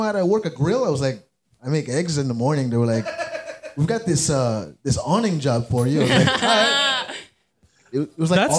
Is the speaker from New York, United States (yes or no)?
yes; New York, United States; Born and raised in New York.